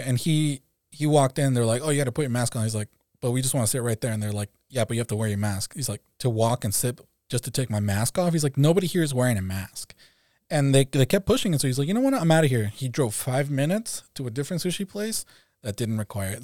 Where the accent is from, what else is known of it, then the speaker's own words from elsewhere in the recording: Mexico; now in California, United States; I'm also from California. Um, originally from Mexico, so I'm an immigrant to, to the U S